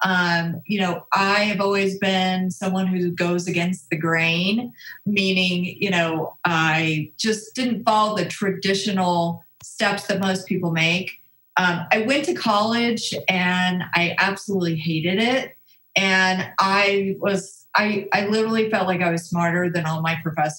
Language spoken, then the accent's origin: English; Colorado, United States; I'm a Colorado native, so love the mountains. Born and raised in Colorado.